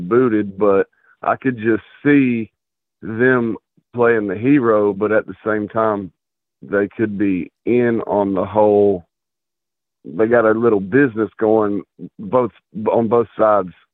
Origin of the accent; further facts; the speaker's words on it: outside Atlanta, Georgia, United States; I grew up not necessarily in Atlanta, but right outside of Atlanta